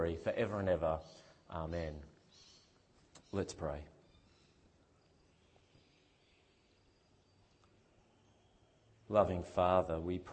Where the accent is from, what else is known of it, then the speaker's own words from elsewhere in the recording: Victoria, Australia; at my house where I grew up in Victoria, when I was growing up